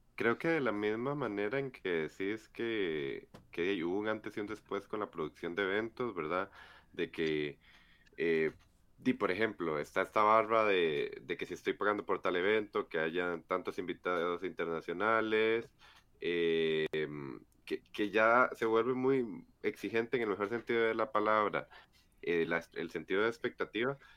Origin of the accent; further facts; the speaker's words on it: Estadio Nacional, San José, Costa Rica; yo ya crecí viendo que pasaba por el Estadio Nacional y a las 4 veía cosplayers y a las 8 jugaba Cartaginés Herediano